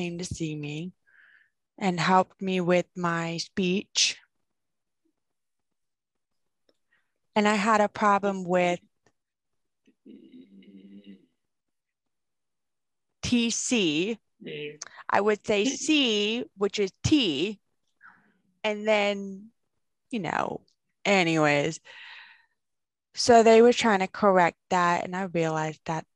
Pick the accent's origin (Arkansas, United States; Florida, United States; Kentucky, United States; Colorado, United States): Kentucky, United States; Bowling Green; now in Knoxville, United States; I'm from Kentucky. Bowling Rig, Kentucky. And I grew up there